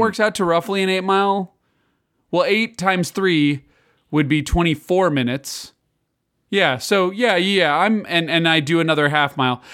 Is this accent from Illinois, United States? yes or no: yes; Illinois, United States; moved away; I grew up in Illinois, which is very different than, uh, Kansas